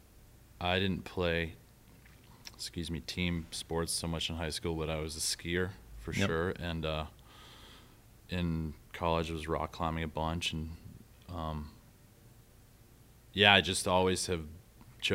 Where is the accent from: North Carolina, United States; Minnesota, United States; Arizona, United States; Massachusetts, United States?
Massachusetts, United States; Marblehead; moved away as an adult; also born or lived in Colorado; now in Portland, Maine, United States; I grew up in Massachusetts